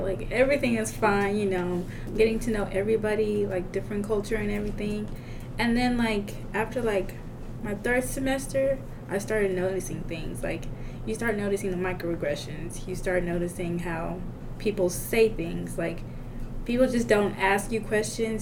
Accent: Zimbabwe; now in Arkansas, United States; I'm from Zimbabwe

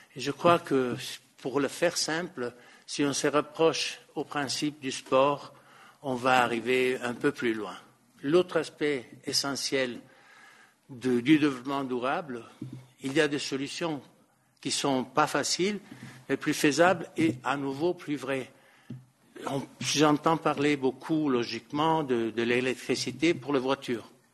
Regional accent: Italy; French is a second language; moved away; en Italie, qui est mon pays d'origine

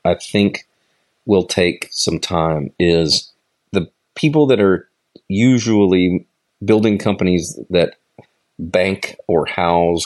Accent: United States; as an American

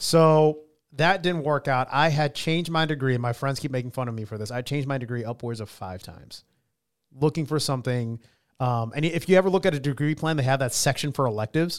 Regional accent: Katy, Texas, United States; now in Columbus, United States; my hometown in Katy, Texas

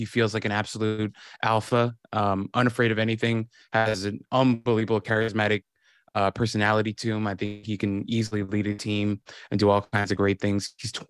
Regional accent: New York, United States; maybe it's the New York in me.

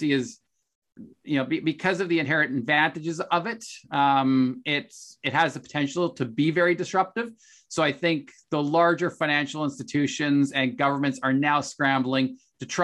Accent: Canada; as a Canadian

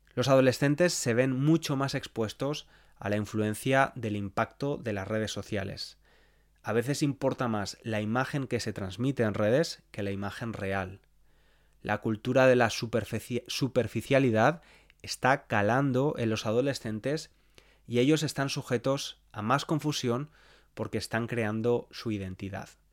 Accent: Spain; las cosas típicas que les decimos a las criaturas cuando están creciendo, al menos en España

